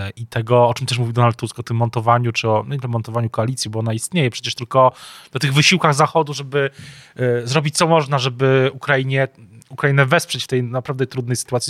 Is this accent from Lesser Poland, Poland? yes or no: yes; Kraków, Lesser Poland, Poland; nie tylko my jesteśmy z Krakowa